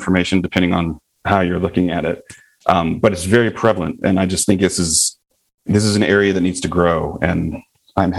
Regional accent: the South, United States; accent: Southern; growing up in the South

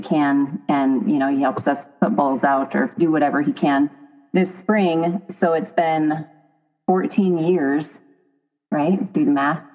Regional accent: Roundup, Montana, United States; also born or lived in Dillon, Montana / Billings, Montana; I grew up in Roundup, Montana in the Bull Mountains.

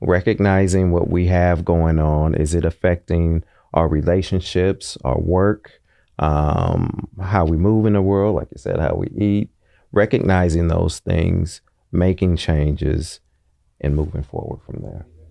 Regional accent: Oakland, California, United States; growing up in Deep East Oakland

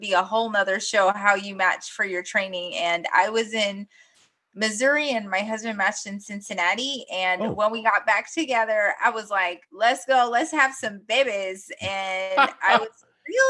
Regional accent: Guyana; also born or lived in New York, United States; now in United States; I was born in Guyana, South America. And originally my parents moved to the United States essentially just to give my sister and myself a better education

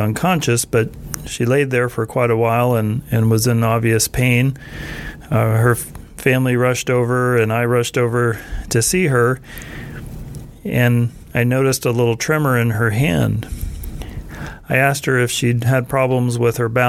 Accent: Tulsa, Oklahoma, United States; also born or lived in Rochester, Minnesota; My background is that I was raised in Tulsa, Oklahoma.

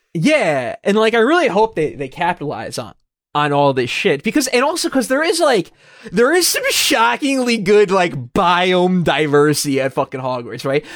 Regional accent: United States; we're American

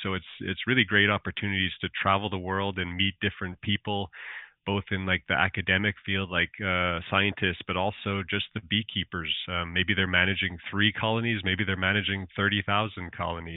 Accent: Alberta, Canada; accent: Canadian; moved away as an adult; also born or lived in Nova Scotia; I'm from Alberta, Canada

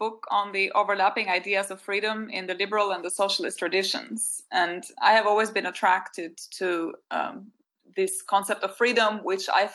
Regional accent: Albania; moved away; growing up in Albania

